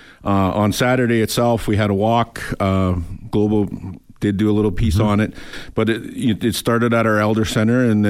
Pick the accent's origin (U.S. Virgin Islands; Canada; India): Canada; Enoch Cree Nation, Alberta; also born or lived in Germany; I'm from Enoch Cree Nation. I did the majority of my minor hockey there